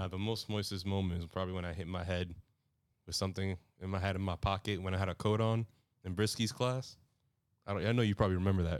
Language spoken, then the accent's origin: English; New York, United States; I'm a New Yorker